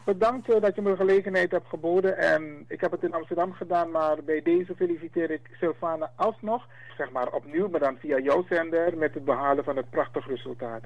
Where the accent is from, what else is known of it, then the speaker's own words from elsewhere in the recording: Suriname; Wij zijn Afro-Surinamers